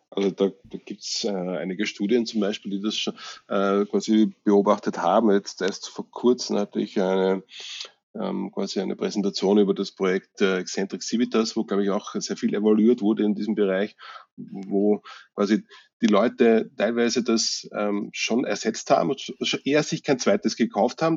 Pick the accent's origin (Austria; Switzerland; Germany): Austria; Vienna; bei uns in Österreich